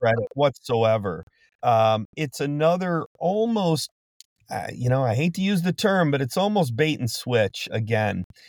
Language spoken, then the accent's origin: English; Detroit, Michigan, United States; I'm from Detroit